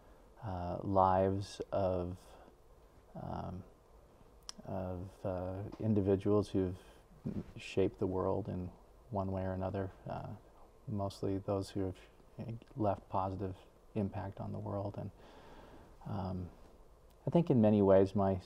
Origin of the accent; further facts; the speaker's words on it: Salt Lake City, Utah, United States; moved away as an adult; now in Rexburg, United States; I grew up in the Salt Lake area, went to BYU